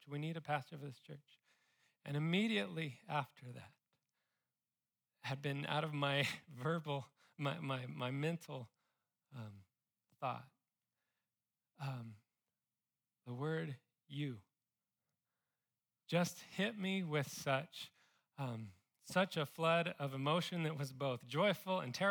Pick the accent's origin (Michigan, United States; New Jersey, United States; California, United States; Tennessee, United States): California, United States; now in Austin, United States; I came from California. I do miss them a little bit.